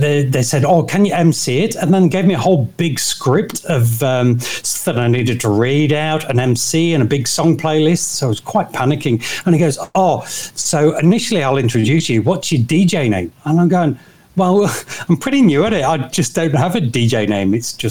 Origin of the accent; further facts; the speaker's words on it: Nottingham, East Midlands, United Kingdom; moved away as an adult; now in Hervey Bay, Australia; I'm from Nottingham, so Robin Hood country is the easiest way to describe that.